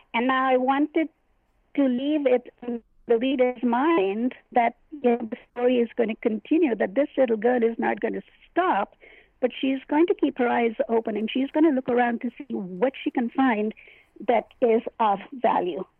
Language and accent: English; Hyderabad, Telangana, India; now in United States; I was born in India in a place called Hyderabad, and I immigrated to the United States in 1967